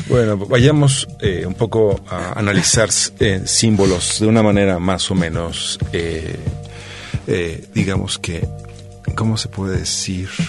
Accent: Mexico; nosotros como mexicanos, como ciudadanos mexicanos

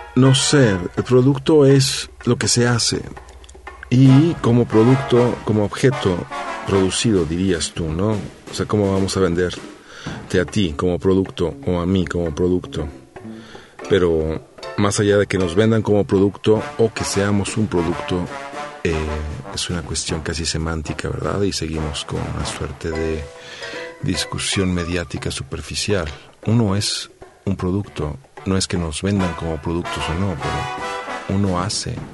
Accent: Mexico; nosotros como mexicanos, como ciudadanos mexicanos

